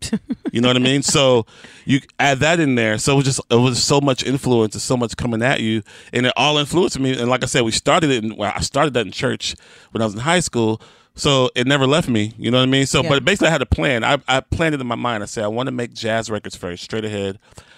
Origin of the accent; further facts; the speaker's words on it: Houston, Texas, United States; I'm from Houston.